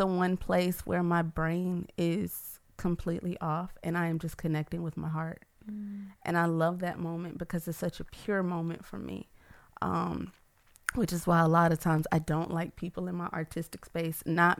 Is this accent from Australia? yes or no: no; Atlanta, Georgia, United States; now in Baton Rouge, United States; I'm from Atlanta, and I moved down here 2 years ago, and I've fallen in love with the city of Baton Rouge, and I never thought that would happen.